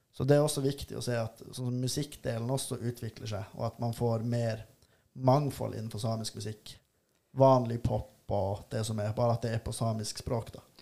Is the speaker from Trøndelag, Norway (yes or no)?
no; Tana, Finnmark, Norway; also born or lived in Volda / Bodø; Jeg er fra Tana, som ligger i Øst-Finnmark